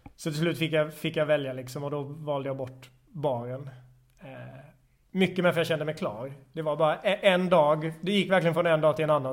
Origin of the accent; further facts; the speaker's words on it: Växjö, Kronoberg County, Sweden; moved away as an adult; also born or lived in Malmö; now in Stockholm, Sweden; i Växjö i Småland där jag kommer ifrån